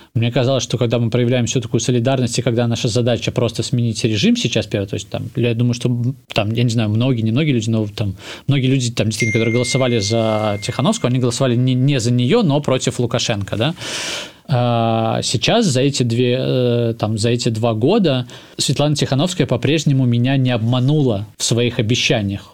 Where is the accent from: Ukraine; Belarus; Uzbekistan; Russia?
Belarus; Minsk; first language Russian; Я продолжу говорить на русском языке, потому что это мой родной язык, на котором я вырос во дворе на Академии наук